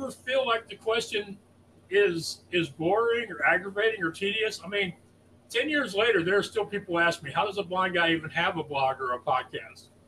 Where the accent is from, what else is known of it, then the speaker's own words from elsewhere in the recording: Texas, United States; I'm from Texas